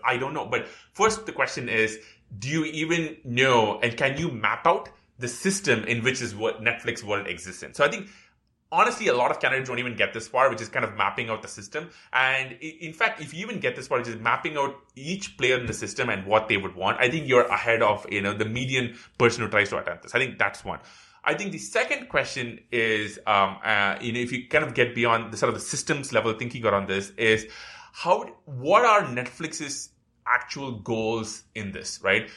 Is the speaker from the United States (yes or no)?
no; India; moved away; when I grew up in India